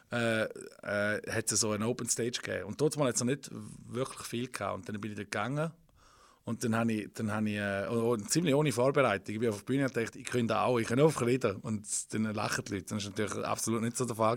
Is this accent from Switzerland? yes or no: yes; Widnau, St. Gallen, Switzerland; ich bin in Wittnau aufgewachsen